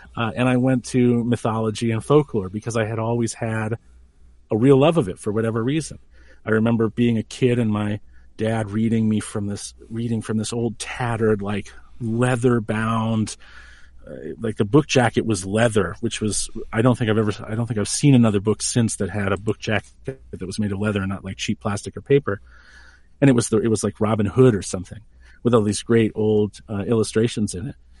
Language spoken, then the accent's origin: English; New Hampshire, United States; also born or lived in Maine; now in Colorado, United States; I was born in New Hampshire